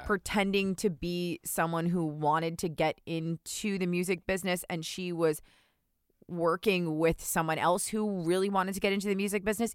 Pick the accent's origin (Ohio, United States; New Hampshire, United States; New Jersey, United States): New Jersey, United States; I'm from New Jersey